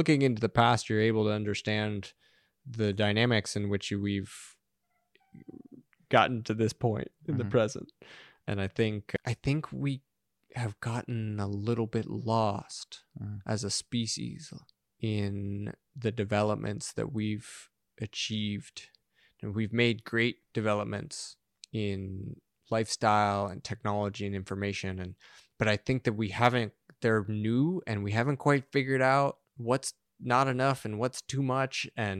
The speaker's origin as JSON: {"language": "English", "town": "Los Angeles", "region": "California", "country": "United States", "tie": "born or raised there", "said": "That was like, it was a joke growing up in Los Angeles."}